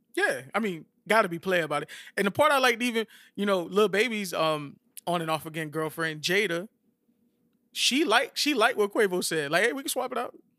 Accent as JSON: {"language": "English", "town": "Miami", "region": "Florida", "country": "United States", "said": "I'm from Miami"}